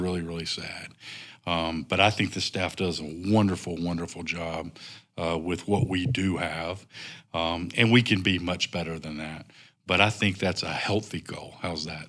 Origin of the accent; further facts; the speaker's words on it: North Carolina, United States; moved away as an adult; also born or lived in Nashville, Tennessee / Northwest Arkansas; now in Rogers, Arkansas, United States; I grew up in North Carolina.